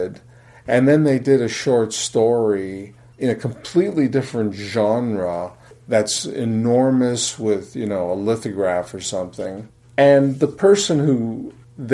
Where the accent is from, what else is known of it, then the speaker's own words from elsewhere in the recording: Fort Erie, Ontario, Canada; I grew up in Fort Erie, Ontario